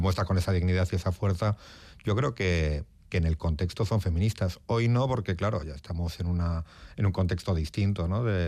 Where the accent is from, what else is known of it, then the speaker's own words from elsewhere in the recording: Portugalete, Basque Country, Spain; moved away as an adult; also born or lived in Barakaldo; now in Madrid, Spain; nací en Baracaldo como todos los de aquí en Cruces, pero soy de Portugalete.